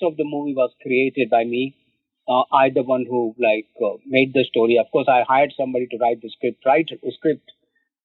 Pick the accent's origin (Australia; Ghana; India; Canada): India; moved away as an adult; now in New York, United States; I was born and raised in India